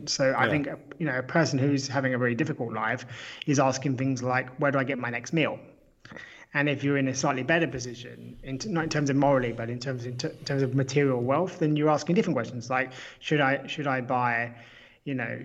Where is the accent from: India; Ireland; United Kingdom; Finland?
United Kingdom; I'm British